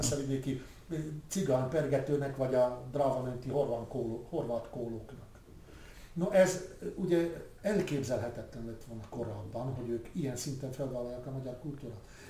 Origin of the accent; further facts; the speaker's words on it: Rača, Bratislava Region, Slovakia; Récsén együtt nevelkedtünk